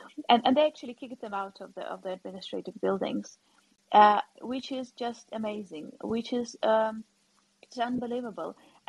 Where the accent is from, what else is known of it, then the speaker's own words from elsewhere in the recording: Kharkiv, Kharkiv Oblast, Ukraine; moved away; the Russian speakers in Kharkiv, again, my native city